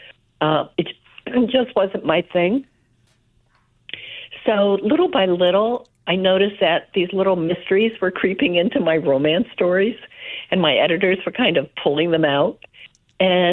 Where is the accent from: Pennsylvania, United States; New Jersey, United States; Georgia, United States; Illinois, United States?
New Jersey, United States; South River; Grew up in South River, New Jersey